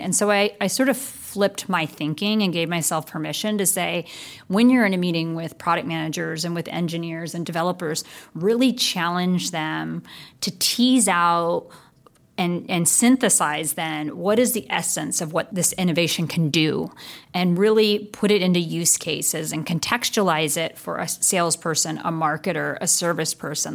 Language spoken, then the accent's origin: English; Bay Area, California, United States; I was originally from the Bay Area. And so being a, a Bay Area gal, I made my way back to the Bay Area